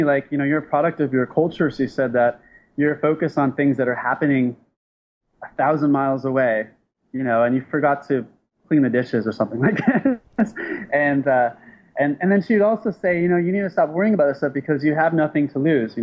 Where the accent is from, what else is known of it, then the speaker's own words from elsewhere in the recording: San Diego, California, United States; I'm from San Diego, which is pretty close to Mexico.